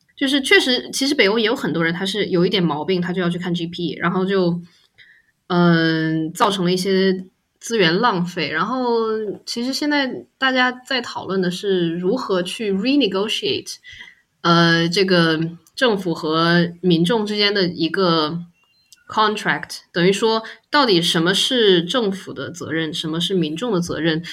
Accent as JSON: {"language": "Chinese", "country": "China", "moved": "yes", "said": "我是中国人"}